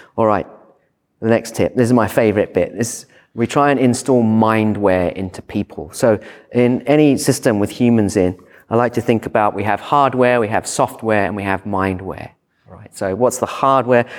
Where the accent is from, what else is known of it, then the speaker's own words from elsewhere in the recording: United Kingdom; moved away as an adult; now in Sydney, Australia; I'm British